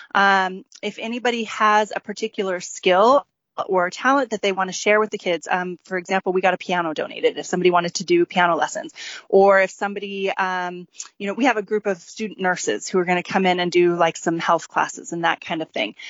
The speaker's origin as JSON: {"language": "English", "town": "St. George", "region": "Utah", "country": "United States", "tie": "born or raised there", "also_born_or_lived": "Los Angeles", "moved": "as an adult", "said": "I grew up here in George, and I was wanting to move back here with my family"}